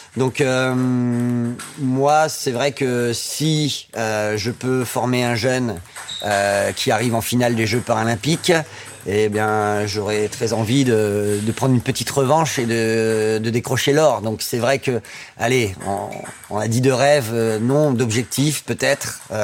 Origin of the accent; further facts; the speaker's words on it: Amiens, Hauts-de-France, France; moved away; also born or lived in Saint-Étienne region / Limousin; je suis né à Amiens